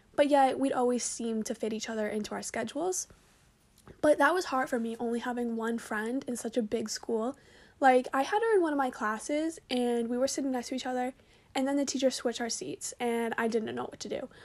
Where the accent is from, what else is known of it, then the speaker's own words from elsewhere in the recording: Braintree, Massachusetts, United States; I'm from Braintree, which is pretty good at lacrosse